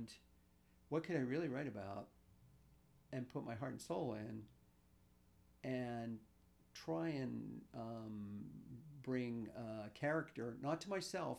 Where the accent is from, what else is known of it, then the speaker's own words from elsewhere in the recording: Pittsburgh, Pennsylvania, United States; I'm a true outcrop of growing up in the East End, in Morningside, and going to Peabody High School